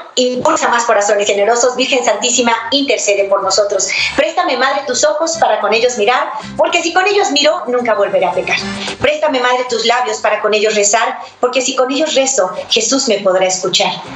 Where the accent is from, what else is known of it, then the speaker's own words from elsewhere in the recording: Mexico; now in United States; mi país, México